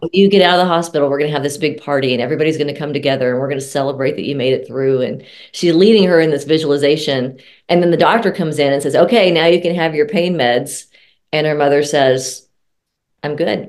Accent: Texas, United States; moved away; also born or lived in Colorado; I'm originally from Texas.

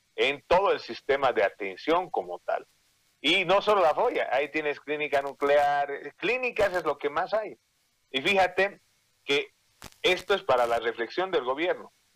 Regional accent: Bolivia; como bolivianos

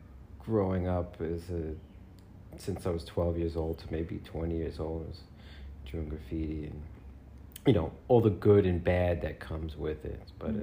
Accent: New York City, New York, United States; also born or lived in Lower Manhattan; Yes, I'm from New York. I'm from Astoria, Queens. Born and raised in New York. I think I've lived in probably about 3 out of the 5 boroughs.

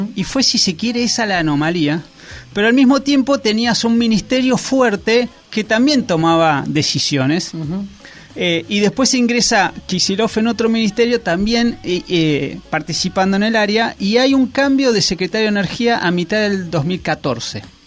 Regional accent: Argentina

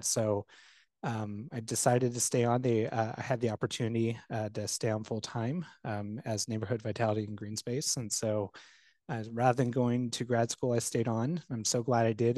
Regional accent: Bluffton, Indiana, United States; now in West Lafayette, United States; my hometown, uh, Bluffton

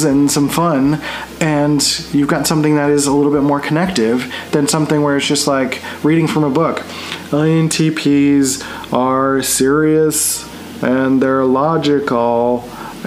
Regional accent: Philadelphia, Pennsylvania, United States; moved away; also born or lived in San Diego; I grew up in Philly, which is very like aggressive and very like out there

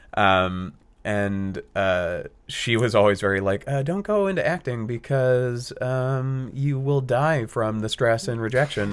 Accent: Austin, Texas, United States; growing up in Austin

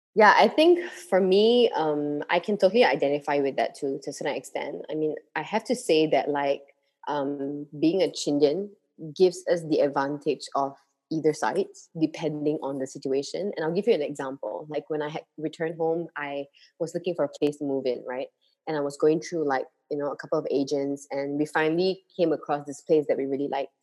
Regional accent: Malaysia

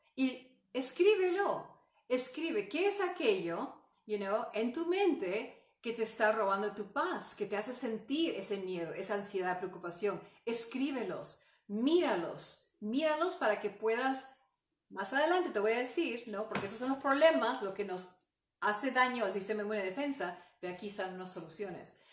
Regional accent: Peru; moved away; yo soy um, oriunda de Perú

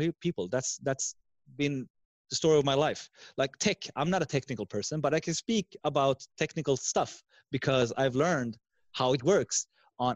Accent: Sweden; English is a second language; I'm from Sweden with two parents from also different countries. My mother is from Finland, and my dad, as I said in the beginning, is Iranian Persian

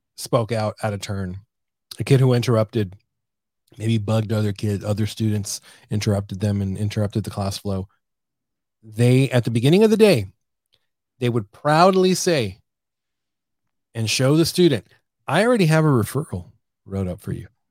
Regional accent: San Diego, California, United States; moved away as an adult; also born or lived in Arizona; now in San Antonio, United States; from born and raised in San Diego, California

